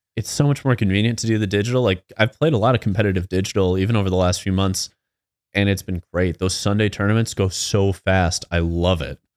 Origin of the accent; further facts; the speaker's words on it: Midwest, United States; we're from the Midwest